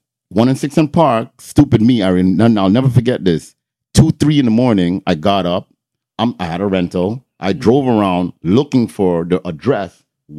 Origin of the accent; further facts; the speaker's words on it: Toronto, Ontario, Canada; I'm from Toronto.